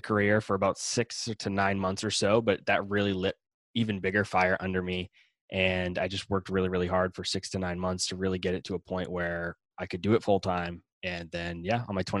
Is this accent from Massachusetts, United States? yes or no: yes; Boston, Massachusetts, United States; I'm from Boston